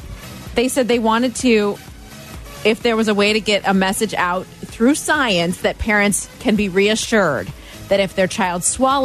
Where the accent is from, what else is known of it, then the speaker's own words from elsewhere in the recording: Florida, United States; also born or lived in Ohio; I was born in Ohio and I grew up in Florida.